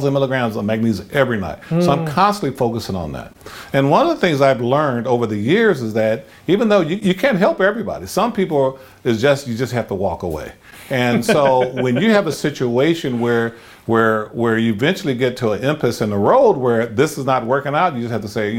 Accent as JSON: {"language": "English", "town": "Compton", "region": "California", "country": "United States", "tie": "born or raised there", "said": "I was raised, where I grew up. Uh-huh. You know, I am from Compton"}